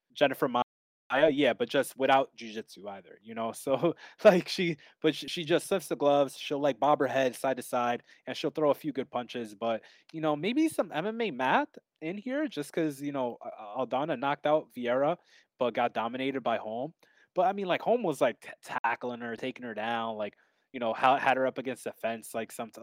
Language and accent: English; New York, United States; I'm from New York